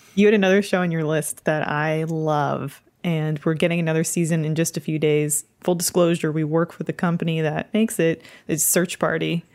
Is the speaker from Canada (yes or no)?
yes; Canada; being from Canada